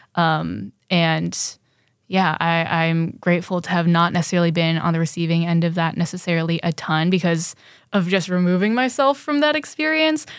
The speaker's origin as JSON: {"language": "English", "town": "San Francisco", "region": "California", "country": "United States", "tie": "born or raised there", "said": "I grew up in San Francisco"}